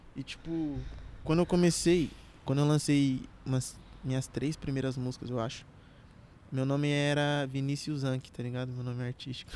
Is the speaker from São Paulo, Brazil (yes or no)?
yes; Carapicuíba, São Paulo, Brazil; also born or lived in Barueri; Nasci em Carapicuíba, cresci grande parte da minha vida em Carapicuíba. Só morei quatro anos fora uhum. de lá, fora de Carapicuíba, em Barueri.